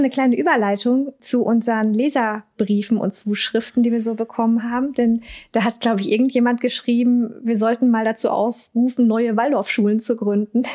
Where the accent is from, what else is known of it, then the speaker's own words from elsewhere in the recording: Ruhr area, North Rhine-Westphalia, Germany; accent: Hochdeutsch und Ruhrpott; ich bin nicht so der Dialektmensch. Eher so Hochdeutsch und Ruhrpott